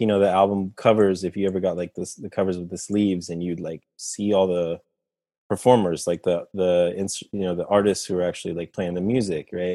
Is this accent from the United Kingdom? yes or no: no; Costa Rica; I'm from Costa Rica, you know, Central America.